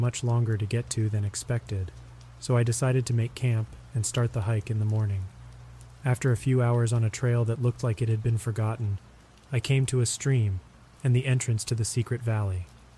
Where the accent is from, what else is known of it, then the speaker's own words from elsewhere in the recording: Arizona, United States; Growing up in Arizona, myths and legends are a part of life.